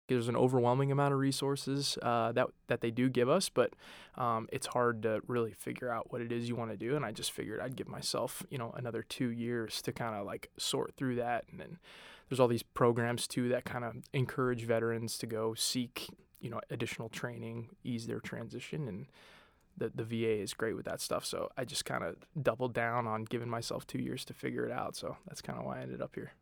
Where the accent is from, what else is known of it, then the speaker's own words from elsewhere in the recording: Denver, Colorado, United States; moved away as an adult; Born and raised in Denver, Colorado, kinda grew up on a, in a suburb on the south side of Denver